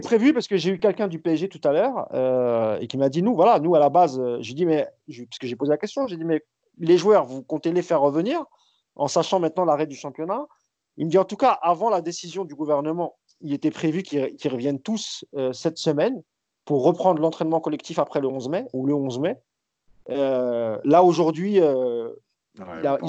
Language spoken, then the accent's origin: French; France; on est français